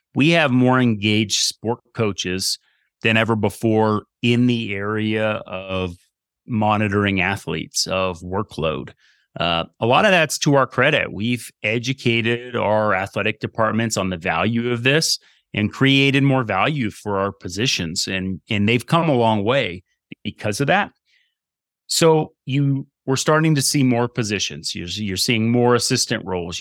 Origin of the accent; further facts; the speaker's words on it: Burlington, Vermont, United States; moved away as an adult; I grew up in Burlington, Vermont